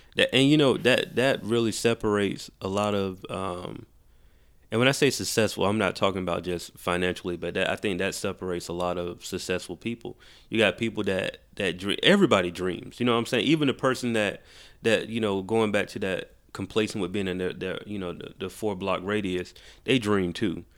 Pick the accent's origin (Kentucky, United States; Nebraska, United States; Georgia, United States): Georgia, United States; Macon; moved away as an adult; now in Atlanta, United States; I'm from Macon